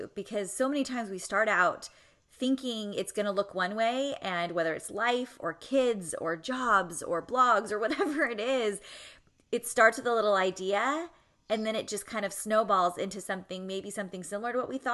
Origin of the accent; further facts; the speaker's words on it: California, United States; moved away; also born or lived in Ann Arbor, Michigan; I grew up in California